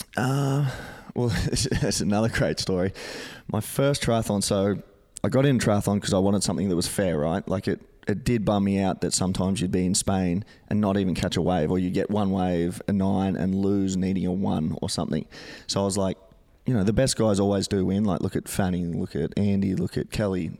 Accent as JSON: {"language": "English", "town": "Gold Coast", "region": "Queensland", "country": "Australia", "tie": "born or raised there", "said": "living and growing up on the Gold Coast"}